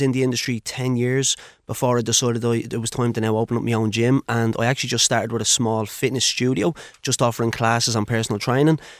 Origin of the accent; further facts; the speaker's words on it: Dublin, Leinster, Ireland; I'm originally from Blanchardstown